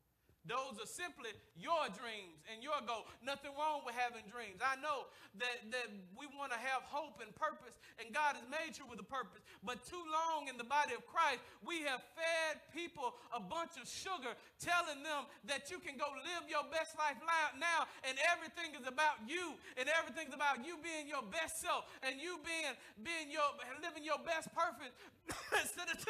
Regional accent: the South, United States; I'm from the South.

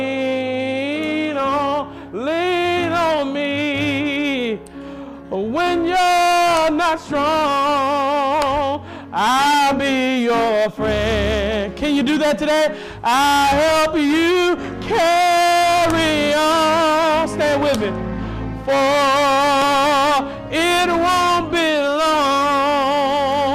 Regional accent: Mississippi, United States; I'm from Mississippi

